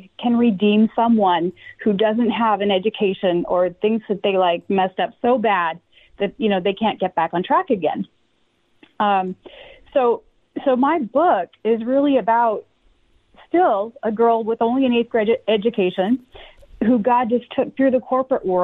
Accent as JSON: {"language": "English", "region": "Washington", "country": "United States", "tie": "born or raised there", "said": "I grew up in Washington State"}